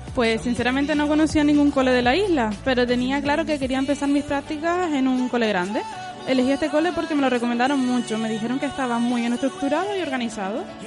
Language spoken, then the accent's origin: Spanish; Gran Canaria, Canary Islands, Spain; moved away as an adult; now in Lanzarote, Spain; solo llevo viviendo aquí un año, realmente soy de Gran Canaria.